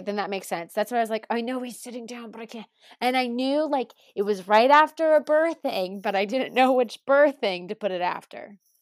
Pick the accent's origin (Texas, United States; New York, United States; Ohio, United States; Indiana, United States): Ohio, United States; Cincinnati; I'm from Cincinnati